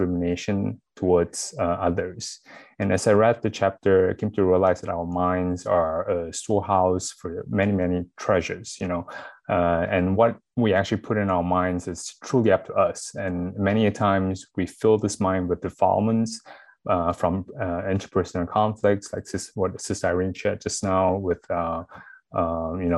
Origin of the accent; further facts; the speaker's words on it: Malaysia; now in Washington, D.C. area, United States; I'm actually also from Malaysia.